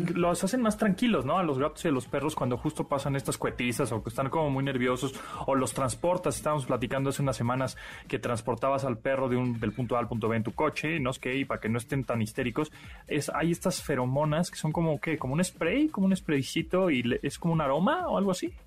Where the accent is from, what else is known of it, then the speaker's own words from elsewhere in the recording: Mexico; yo como típico mexicano